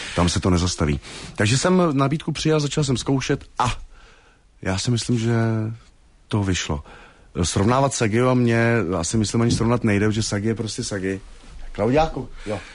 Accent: Hradec Králové, Hradec Králové Region, Czechia; vyrůstal jsem vlastně v Osečnici v Orlických horách, v Hradci Králové, východočeský kraj

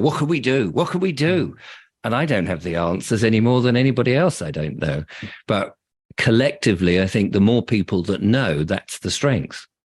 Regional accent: England, United Kingdom; I'm English, and my parents are English

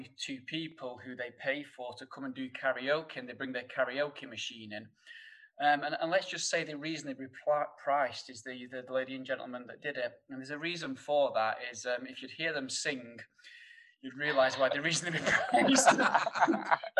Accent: Sheffield, Yorkshire and the Humber, United Kingdom; accent: thick northern; you'll probably tell by my thick northern accent that... coming from Sheffield

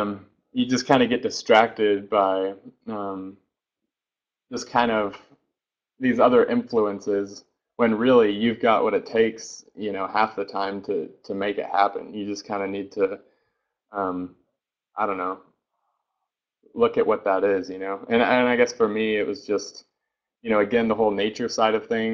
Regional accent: Oklahoma, United States; I'm from Oklahoma, and especially from prior Oklahoma, this small town.

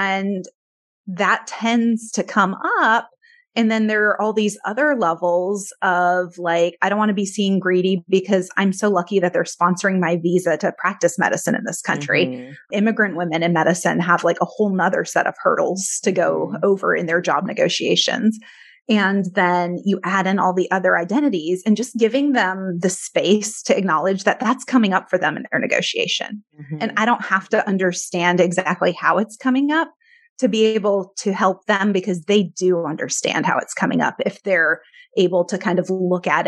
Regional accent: Detroit, Michigan, United States; I was born in Detroit

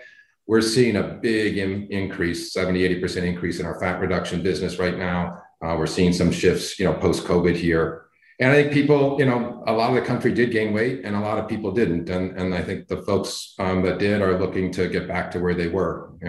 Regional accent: Midwest, United States; Well, I'm from the Midwest. I went to school there.

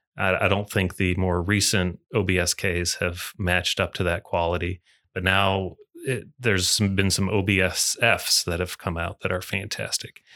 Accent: Muskegon, Michigan, United States; moved away as an adult; now in Louisville, United States; I grew, grew up in Michigan, born and raised in Michigan

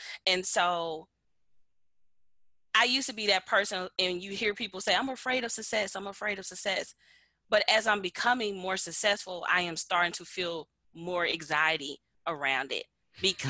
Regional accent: Memphis, Tennessee, United States; moved away as an adult; now in Atlanta, United States; I'm from Memphis, Tennessee. I currently live in Atlanta, Georgia.

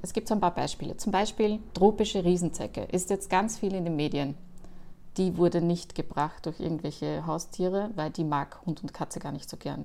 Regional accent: Austria; man hört es mir wahrscheinlich an, ich komme auch aus Österreich

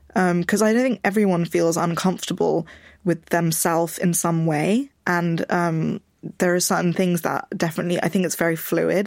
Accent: London, United Kingdom; I grew up in Richmond, which is a, a very white place in London

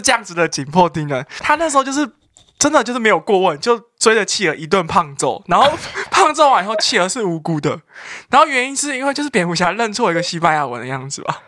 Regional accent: Taipei, Taiwan; 作为一个台北人

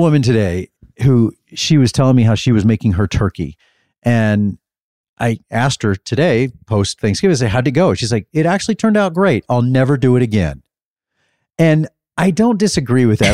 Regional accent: Dallas, Texas, United States; I'm from Dallas

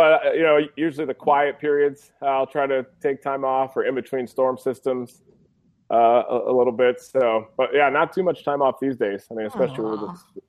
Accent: Grand Rapids, Michigan, United States; I grew up in Michigan and Grand Rapids

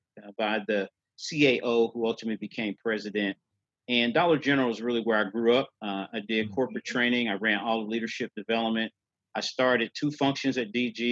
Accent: St. Louis, Missouri, United States; So I'm originally from St. Louis, Missouri. I was born and raised by my mother and my grandmother also raised me.

